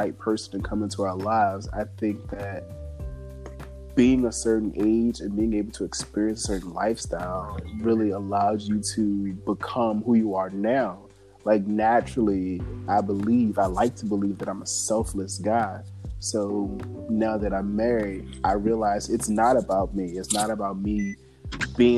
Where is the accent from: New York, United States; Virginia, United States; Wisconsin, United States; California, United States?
Virginia, United States; moved away as an adult; also born or lived in Daytona / Chicago / Atlanta; now in Tampa, United States; I grew up in Virginia, I graduated high school, I moved straight to Daytona